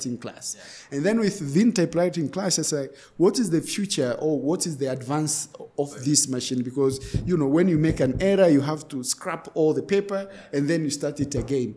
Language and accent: English; Moshi, Kilimanjaro, Tanzania; I grew up in Moshi